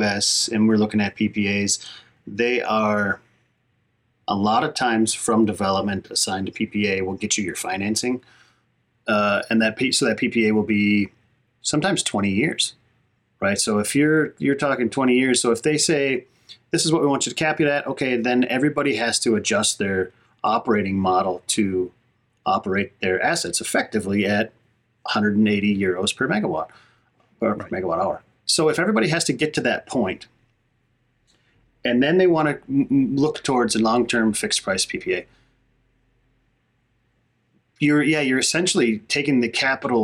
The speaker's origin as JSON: {"language": "English", "town": "Hayward", "region": "Wisconsin", "country": "United States", "tie": "born or raised there", "moved": "yes", "said": "I'm in northern Wisconsin, back into my hometown here in Hayward."}